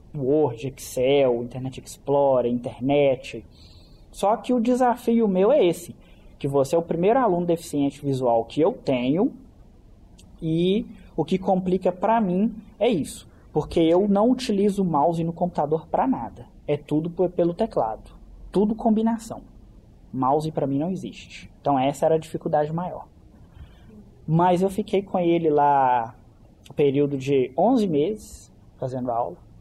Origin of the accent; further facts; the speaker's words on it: Caeté, Minas Gerais, Brazil; eu não sou daqui de Belo Horizonte, eu sou de Caeté